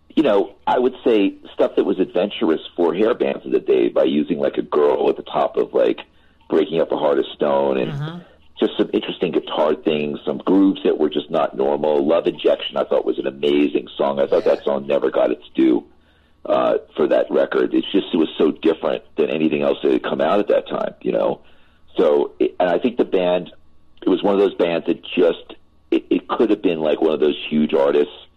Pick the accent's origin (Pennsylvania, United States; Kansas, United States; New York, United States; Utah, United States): Pennsylvania, United States; Philadelphia; moved away; also born or lived in Los Angeles; that's my hometown. I went to Drexel University and I grew up in Lower Merion